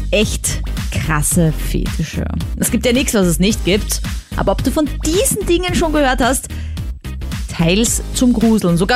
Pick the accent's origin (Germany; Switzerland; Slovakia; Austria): Austria; Was für mich als Österreicherin halt mega ist.